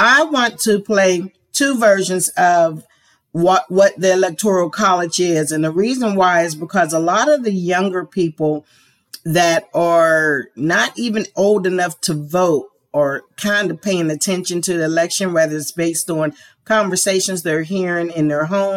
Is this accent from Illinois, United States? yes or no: no; Pennsylvania, United States; now in Georgia, United States; my home state of Pennsylvania